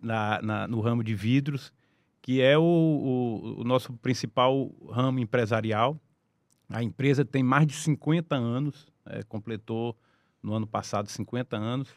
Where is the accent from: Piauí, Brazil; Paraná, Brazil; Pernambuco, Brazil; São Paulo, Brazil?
Piauí, Brazil; Teresina; eu sou teresinense, né? nasci ah. aqui em Teresina.